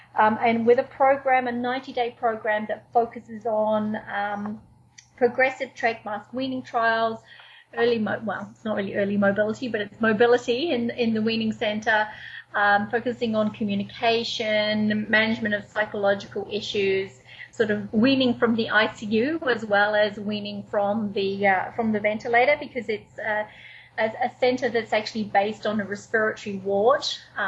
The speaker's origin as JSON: {"language": "English", "region": "Wellington", "country": "New Zealand", "tie": "born or raised there", "also_born_or_lived": "Manchester, United Kingdom / Australia", "moved": "yes", "lives_now": "Canada", "said": "Well, actually, I was born in Manchester, in the UK. But I carry a New Zealand passport. But I lived in Australia for 7 years before I moved to Canada."}